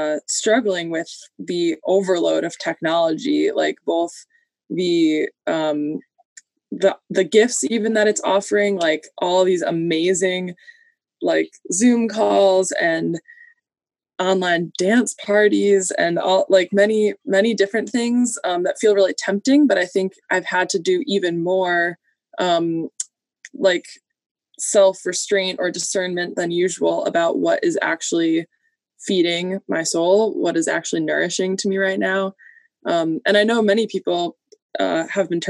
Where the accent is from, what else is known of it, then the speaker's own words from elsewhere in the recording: Rochester, New York, United States; now in Detroit, United States; I'm originally from Rochester, New York